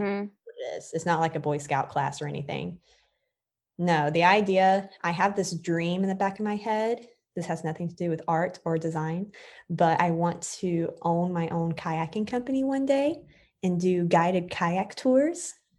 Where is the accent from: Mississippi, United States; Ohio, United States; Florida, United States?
Florida, United States; also born or lived in New York; I'm from Florida